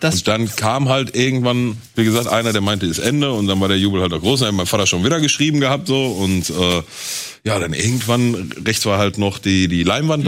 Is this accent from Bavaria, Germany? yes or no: no; Gelsenkirchen, North Rhine-Westphalia, Germany; ich bin halt geboren in Gelsenkirchen, da groß geworden, lebt da auch bis heute noch